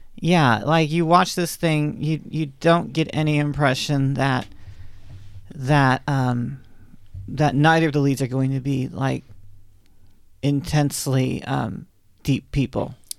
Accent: the South, United States; I'm a Southerner, um, by upbringing

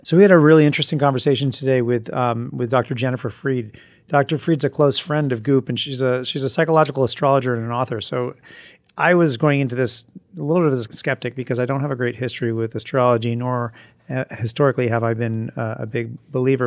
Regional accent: Vermont, United States; moved away; I'm from Vermont

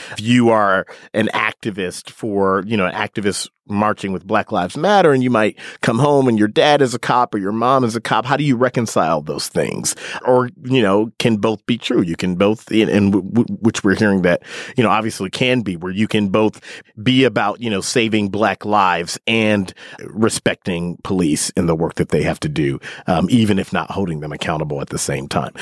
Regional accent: Milwaukee, Wisconsin, United States; accent: Midwestern; moved away; I grew up in Milwaukee.

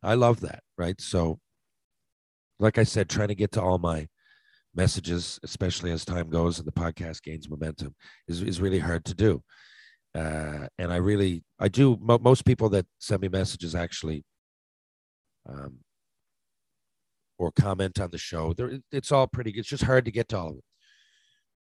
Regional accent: St. John's, Newfoundland and Labrador, Canada; I'm from is 250,000 people, you know. It's not, St. John's doesn't fit the stereotype

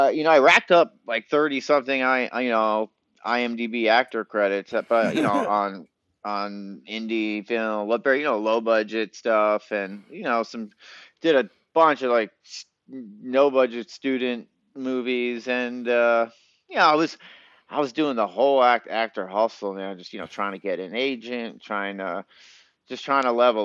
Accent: Long Island, New York, United States; moved away as an adult; also born or lived in Boston / Hollywood; Actually grew up in Long Island

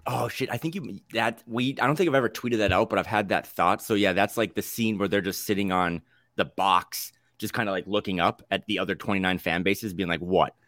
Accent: North Dakota, United States; now in Portland, United States; I'm from North Dakota, born and raised

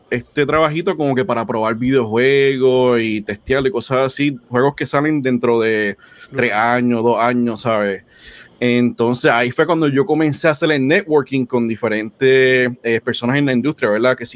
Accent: Puerto Rico; now in United States; pues yo me mudé de Puerto Rico para, para acá, para Estados Unidos.

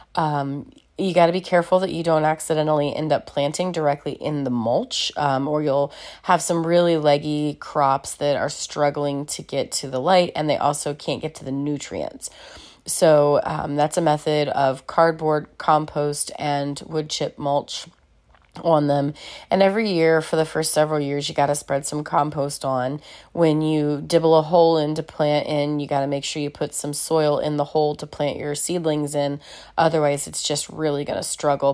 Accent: Celina, Ohio, United States; now in Dayton, United States; my hometown of Salina, Ohio

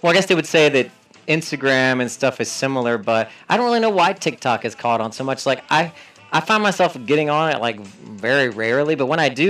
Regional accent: Philippines; Why does everyone think I'm Taiwanese? I'm Filipino, bro.

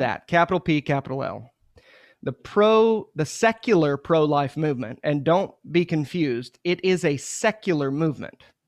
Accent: Muskogee, Oklahoma, United States; I'm from Muskogee, Oklahoma

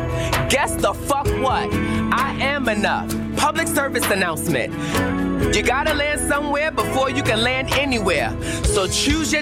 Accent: New York City, New York, United States; now in Los Angeles, United States; my hometown music hall of Williamsburg, Brooklyn

